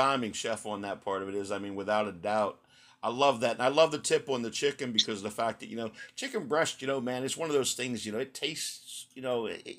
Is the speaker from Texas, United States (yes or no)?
yes; Texas, United States; Hey, look, you know, I'm from Texas originally, man.